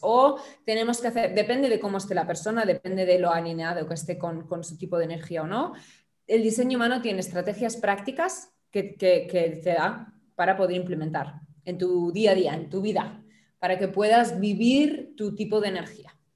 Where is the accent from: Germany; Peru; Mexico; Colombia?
Germany; now in Barcelona, Spain; originalmente soy alemana